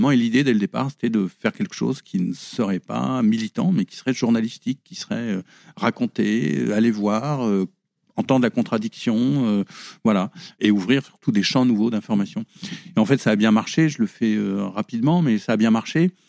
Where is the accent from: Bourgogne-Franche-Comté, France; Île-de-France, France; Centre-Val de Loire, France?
Île-de-France, France; Paris; on va dire de Paris quand même. J'ai toujours vécu à Paris à une époque où, c'était beaucoup moins cher que maintenant. Donc, euh, euh, mes parents qui gagnaient pas énormément d'argent, on pouvait vivre à Paris.